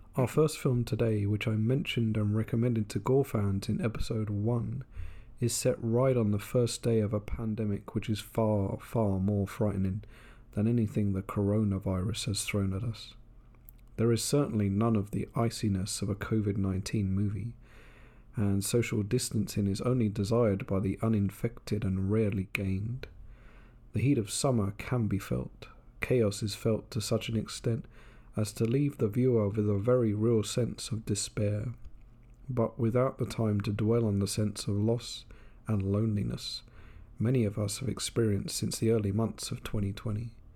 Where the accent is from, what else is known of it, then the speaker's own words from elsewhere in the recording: England, United Kingdom; now in Japan; my home country of England